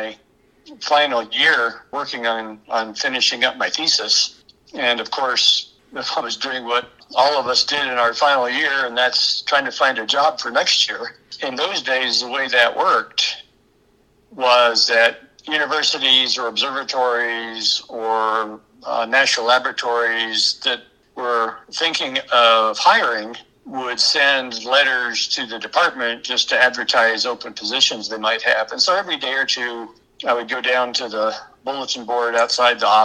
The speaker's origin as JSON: {"language": "English", "region": "Kansas", "country": "United States", "tie": "born or raised there", "also_born_or_lived": "Maryland", "said": "I was born in Kansas. My parents moved away for a few years and then we moved back. But I was in grade school in Maryland"}